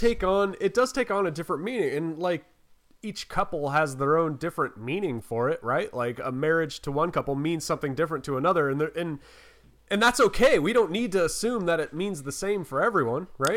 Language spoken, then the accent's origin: English; North Carolina, United States; I'm from North Carolina